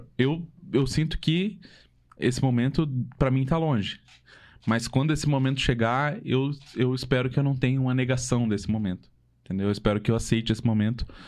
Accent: Santa Catarina, Brazil; moved away as an adult; now in Curitiba, Brazil; eu e a Carol, a gente é de Santa Catarina, né? E família, amigos, todos de lá ainda

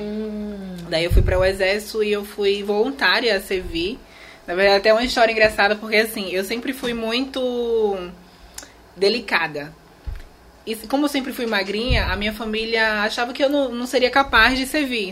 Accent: Alagoas, Brazil; also born or lived in Maceió; eu nasci aqui em Maceió, né? Uhum. Aqui no, no estado de Alagoas e me criei nessa aldeia indígena

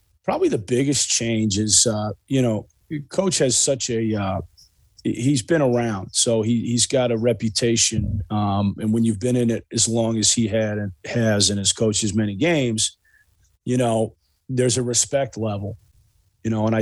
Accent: Chicago, Illinois, United States; moved away as an adult; also born or lived in East Coast; I actually went to high school in Chicago. I'm originally from Chicago

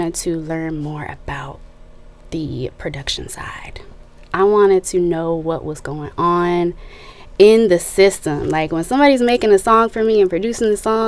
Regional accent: Nashville, Tennessee, United States; also born or lived in Milwaukee, Wisconsin; I moved here when I was about 6 or 7. We picked Music City

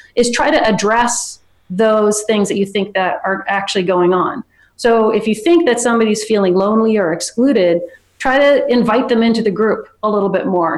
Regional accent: San Francisco, California, United States; I'm from San Francisco

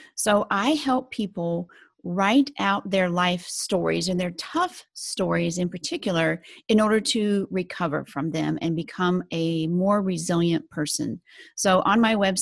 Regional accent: Salina, Kansas, United States; moved away as an adult; also born or lived in Houston, Texas / Pennsylvania / New York / Texas; now in Phoenix, United States; I grew up in Kansas, in Salina, Kansas, right in the middle of Kansas

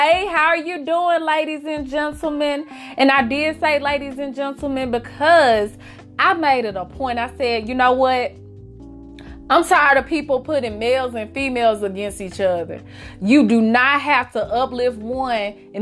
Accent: Memphis, Tennessee, United States; I grew up in Memphis.

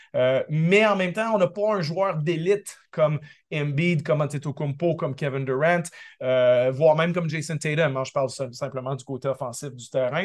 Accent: Quebec, Canada; also born or lived in Paris; now in Toronto, Canada; j'ai grandi au Québec

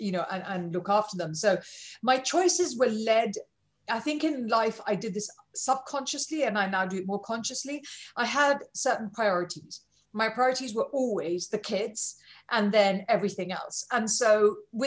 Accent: India; I'm Indian.

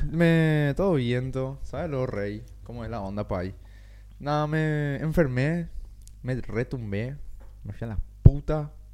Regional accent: Paraguay; como todos paraguayos pelotudos que somos

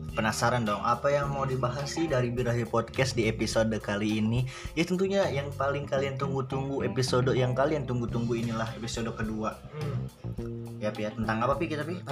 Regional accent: Cikarang, West Java, Indonesia; Cikarang kampung gue

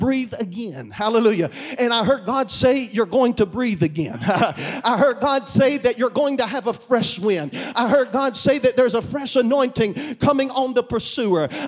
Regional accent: Kentucky, United States; I'm from Kentucky

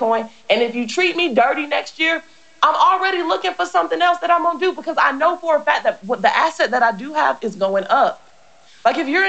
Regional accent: United States; I am an American

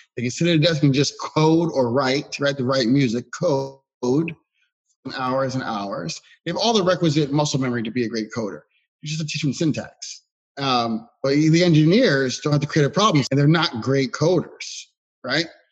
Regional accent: Philadelphia, Pennsylvania, United States; as a Philadelphian

